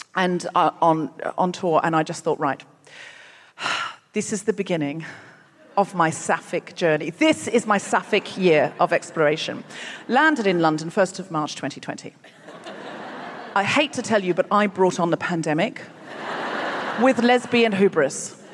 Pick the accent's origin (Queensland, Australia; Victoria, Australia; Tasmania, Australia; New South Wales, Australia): Queensland, Australia; Brisbane; And I was born and raised in Brisbane. I know I don't sound especially Australian, but I read a lot of Ian Blyton as a child, and I picked up the accent for the books.